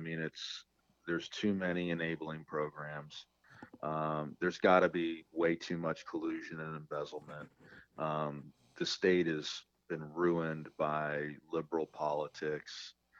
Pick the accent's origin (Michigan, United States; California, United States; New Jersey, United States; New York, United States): California, United States; it happens every day here in my hometown.